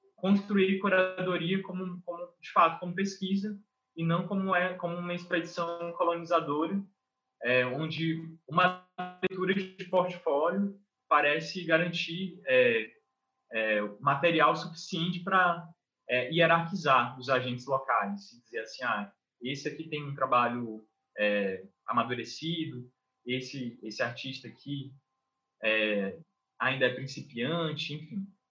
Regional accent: Brazil; eu sou nascido na Baixada

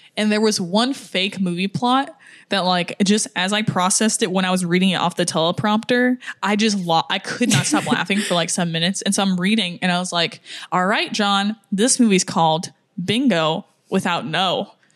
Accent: United States; I'm American

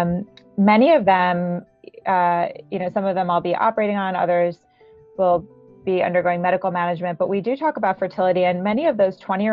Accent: New Jersey, United States; moved away as an adult; also born or lived in Ithaca / New York City; I grew up in Jersey

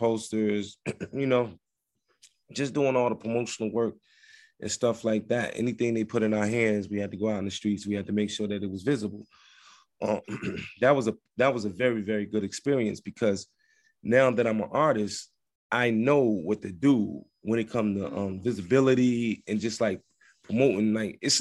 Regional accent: Trenton, New Jersey, United States; also born or lived in New York City; I'm from Trent, New Jersey, via New York City

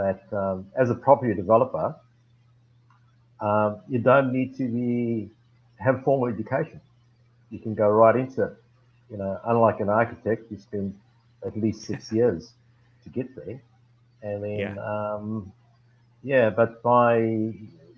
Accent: South Africa; moved away as an adult; now in Australia; I'm originally from South Africa, born and bred, four generations, origins from China. But immigrated here in 83

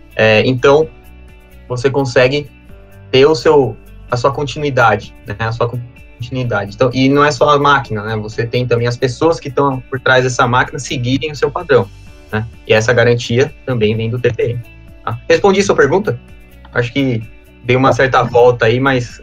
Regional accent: São Paulo, Brazil; eu sou paulistano

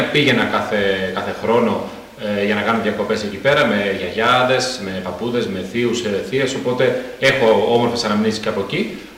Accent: Germany; Greek is a second language; γεννήθηκα στη Γερμανία, οπότε ουσιαστικά όλη μου τη ζωή την έχω περάσει εκεί πέρα.

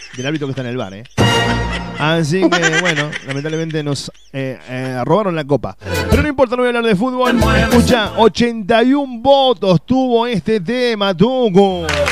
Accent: Uruguay; now in Córdoba, Argentina

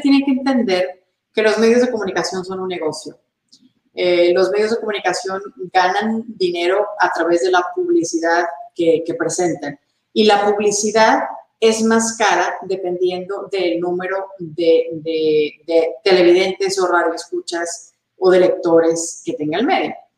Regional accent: Monterrey, Nuevo León, Mexico; yo empecé mi carrera en Monterrey, México, la ciudad donde yo nací

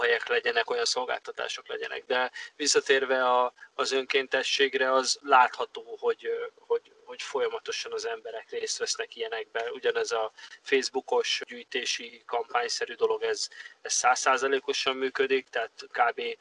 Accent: Hungary; now in Los Angeles, United States; büszke vagyok arra, hogy magyar vagyok

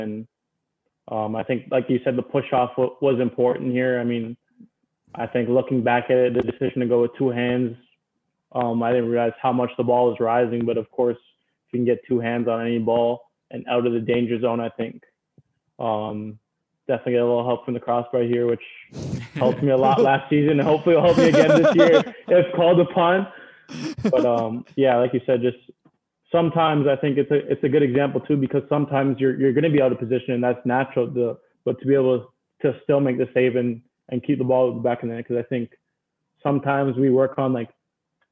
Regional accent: Toronto, Ontario, Canada; moved away as an adult; also born or lived in Maryland; growing up in Toronto

